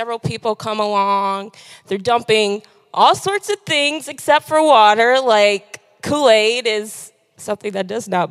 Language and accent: English; Detroit, Michigan, United States; now in Lansing, United States; I am from Detroit